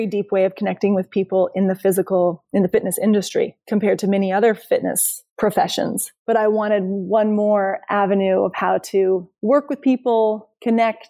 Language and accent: English; Idaho, United States; I grew up in Idaho in the mountains